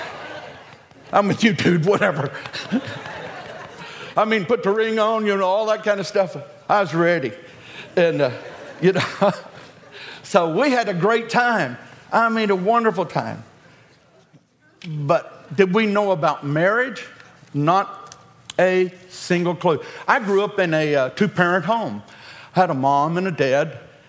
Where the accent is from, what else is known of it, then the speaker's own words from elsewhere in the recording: the South, United States; We're from the South